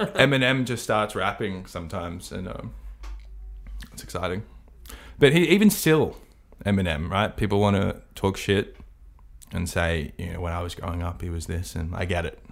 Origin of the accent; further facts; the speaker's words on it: Australia; All Australians